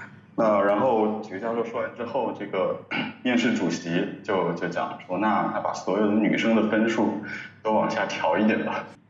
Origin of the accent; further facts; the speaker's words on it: Wuhan, Hubei, China; 我是武汉人。